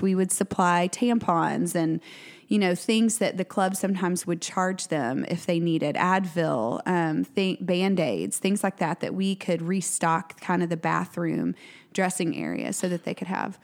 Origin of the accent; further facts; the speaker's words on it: Tyler, Texas, United States; now in Waco, United States; which is my hometown. I'm originally from Tyler